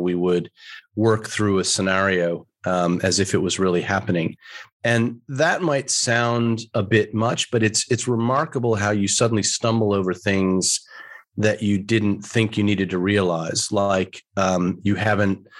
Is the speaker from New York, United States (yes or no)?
yes; New York, United States; moved away as an adult; also born or lived in Melbourne, Australia / United Kingdom; now in Australia; I'm from New York originally